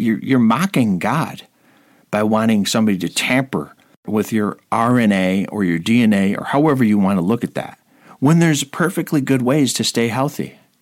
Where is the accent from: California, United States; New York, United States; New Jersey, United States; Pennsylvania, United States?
New York, United States; Rome; right here in my hometown of Rome, New York